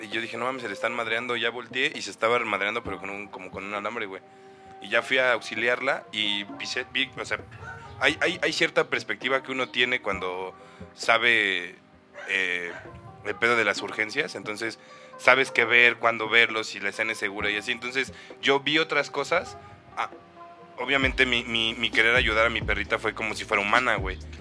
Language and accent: Spanish; Cuautitlán, State of Mexico, Mexico; yo crecí en Cuauti